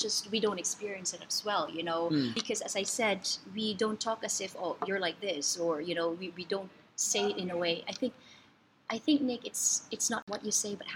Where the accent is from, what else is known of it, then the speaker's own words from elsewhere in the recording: Philippines; moved away; as a Filipino, we also want to support our fellow Filipinos